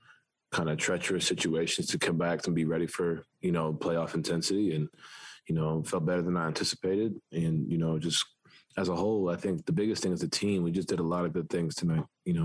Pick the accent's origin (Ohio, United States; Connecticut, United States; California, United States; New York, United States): New York, United States; New York City; growing up in New York, I'm playing basketball, you know, in the city, that's every day, you know.